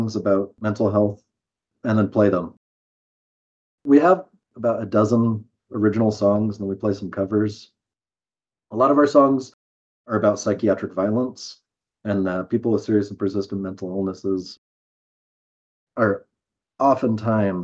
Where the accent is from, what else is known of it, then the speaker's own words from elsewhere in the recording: Eugene, Oregon, United States; moved away as an adult; also born or lived in Arizona; I grew up in Eugene, Oregon, where I work now as a psychotherapist.